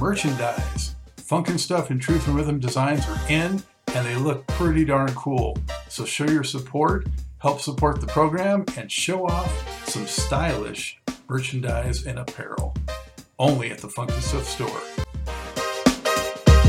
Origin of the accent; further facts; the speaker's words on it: Los Angeles, California, United States; now in North Carolina, United States; I'm from Los Angeles originally, now in North Carolina